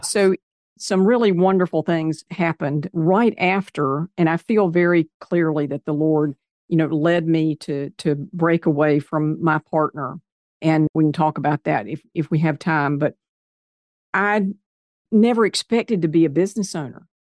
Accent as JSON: {"language": "English", "town": "Kannapolis", "region": "North Carolina", "country": "United States", "tie": "born or raised there", "also_born_or_lived": "Greensboro, North Carolina", "said": "I grew up in Kannapolis, North Carolina, which is a little bit north of Charlotte."}